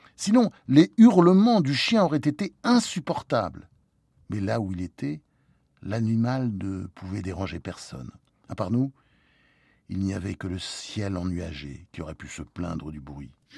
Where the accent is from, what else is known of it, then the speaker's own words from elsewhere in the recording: Normandy, France; also born or lived in United States; J'étais élevé en Normandie